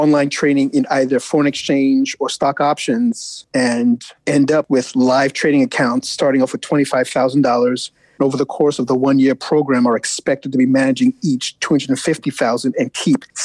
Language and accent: English; New York City, New York, United States; growing up in the Bronx, eldest of five kids